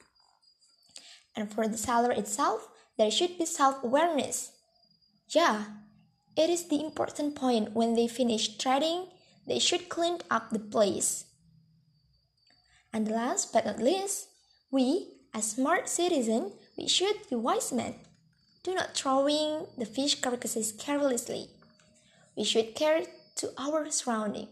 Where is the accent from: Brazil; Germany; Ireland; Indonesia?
Indonesia; Bandar Lampung, Lampung; I lived in my hometown Bandar Lampung City